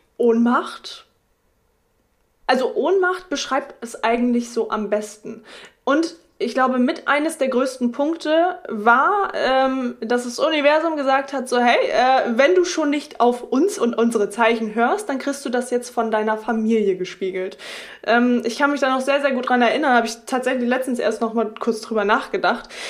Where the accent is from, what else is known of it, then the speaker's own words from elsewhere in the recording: Oldenburg, Lower Saxony, Germany; now in Delmenhorst, Germany; Ich komme äh, ursprünglich aus Oldenburg, lebe jetzt in Delmenhorst